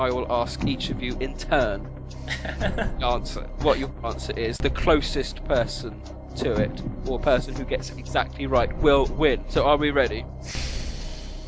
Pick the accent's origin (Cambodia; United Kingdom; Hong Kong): United Kingdom; we're all British